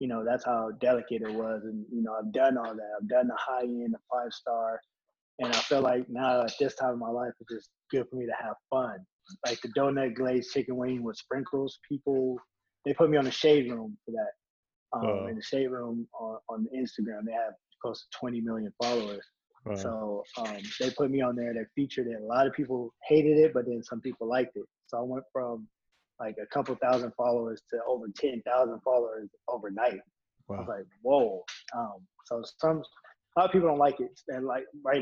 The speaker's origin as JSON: {"language": "English", "town": "Moreno Valley", "region": "California", "country": "United States", "tie": "born or raised there", "also_born_or_lived": "Las Vegas, Nevada", "said": "growing up in Moreno Valley"}